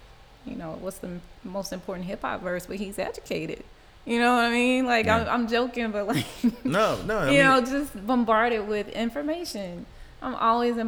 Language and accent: English; Riverdale, Georgia, United States; I grew up in Riverdale, Georgia.